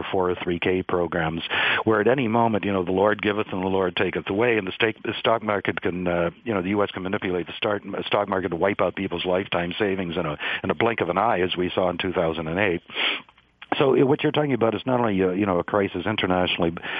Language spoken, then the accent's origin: English; United States; I'm going to be the first generation of Americans since the Depression